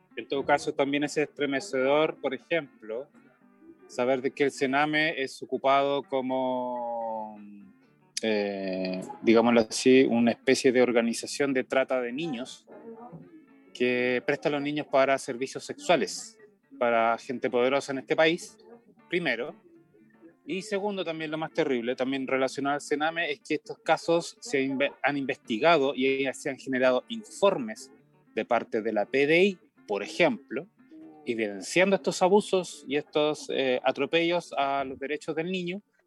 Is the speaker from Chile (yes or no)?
yes; Chile; como ciudadano chileno